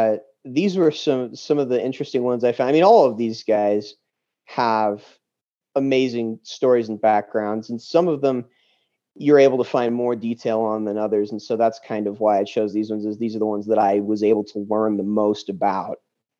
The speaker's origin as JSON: {"language": "English", "town": "Morgan", "region": "Utah", "country": "United States", "said": "I'm from Utah originally, a little town called Morgan, which is about a half an hour north of Park City on the Wasatch Back."}